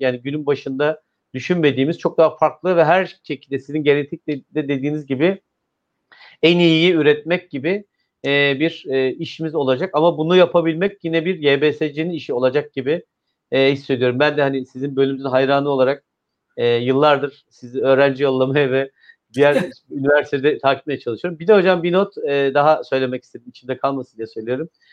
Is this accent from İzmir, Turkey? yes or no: yes; İzmir, Turkey; ben bir İzmirli olarak, bir veli olarak